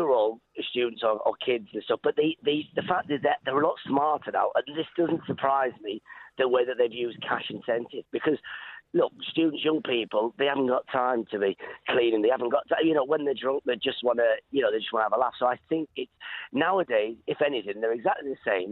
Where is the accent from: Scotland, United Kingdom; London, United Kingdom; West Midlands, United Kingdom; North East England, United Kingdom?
North East England, United Kingdom; Middlesbrough; moved away; I'm not actually a Geordie. I'm actually from Middlesbrough, Teesside, but everyone calls us Geordie.